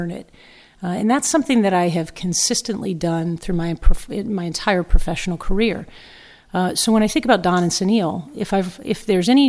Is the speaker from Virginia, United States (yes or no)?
yes; Fairfax, Virginia, United States; moved away as an adult; also born or lived in Los Angeles; now in New York, United States; I grew up in Northern Virginia, played from the age of seven